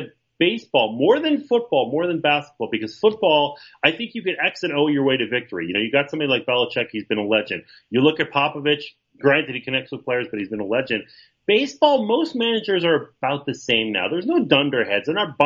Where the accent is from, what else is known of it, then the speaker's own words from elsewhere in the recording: Montreal, Quebec, Canada; I grew up in Montreal